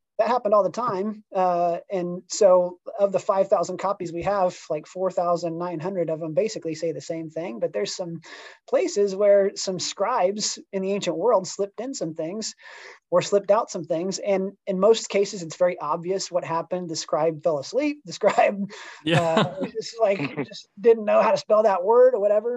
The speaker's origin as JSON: {"language": "English", "town": "Topeka", "region": "Kansas", "country": "United States", "tie": "born or raised there", "also_born_or_lived": "Kentucky", "lives_now": "Kansas City, United States", "said": "I grew up in Topeka, Kansas, actually, just an hour west of Kansas City."}